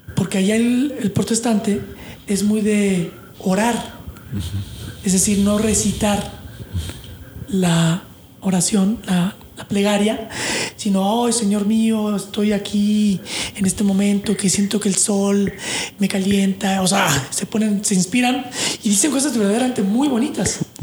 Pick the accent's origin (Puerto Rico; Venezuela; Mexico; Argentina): Mexico; now in United States; yo vengo de México o Latinoamérica católico de pues de fin de semana